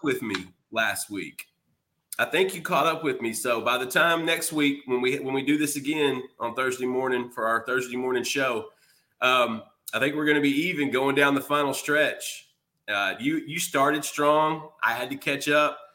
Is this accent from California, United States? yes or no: no; Texas, United States; I'm also a Texan